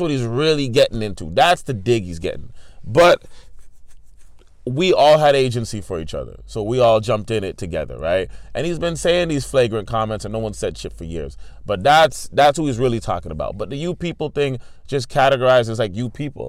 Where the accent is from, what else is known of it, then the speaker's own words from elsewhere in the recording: Toronto, Ontario, Canada; everybody I grew up around in Toronto was first generation. Like, when I grew up in Toronto